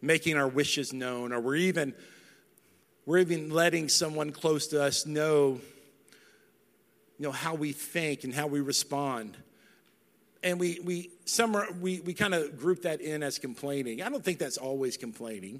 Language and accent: English; North Texas, United States; I'm not from West Texas. I'm from North Texas.